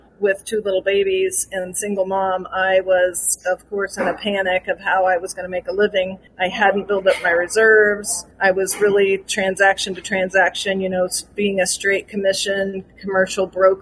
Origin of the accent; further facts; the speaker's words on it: Bonner Springs, Kansas, United States; also born or lived in Denton, Texas; I'm from Kansas City. I grew up in Bonner Springs and really have lived in Kansas City my whole life